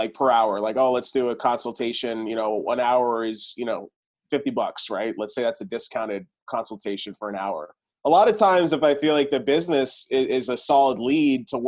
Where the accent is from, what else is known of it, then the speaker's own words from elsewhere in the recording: Florida, United States; I was born and raised in Florida